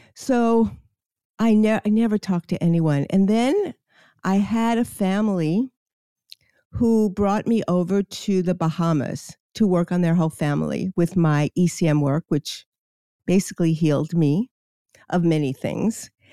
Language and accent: English; New York City, New York, United States; I grew up in Queens and I lived – on the beach, Far Rockaway, New York